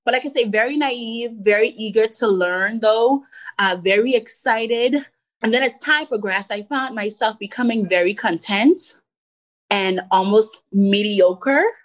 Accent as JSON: {"language": "English", "country": "Bahamas", "tie": "born or raised there", "also_born_or_lived": "Elmira, New York / Washington, D.C. / Virginia", "moved": "as an adult", "said": "growing up in the Bahamas"}